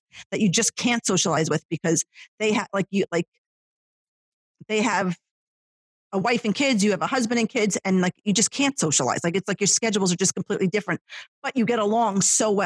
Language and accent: English; Ho-Ho-Kus, New Jersey, United States; the town that I grew up in Hohokus